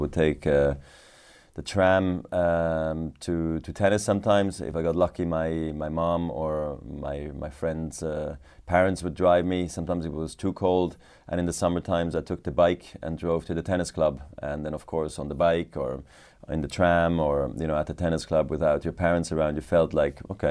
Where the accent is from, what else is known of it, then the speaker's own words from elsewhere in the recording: Basel, Basel-Stadt, Switzerland; I also became a ball boy in my hometown tournament in Basel.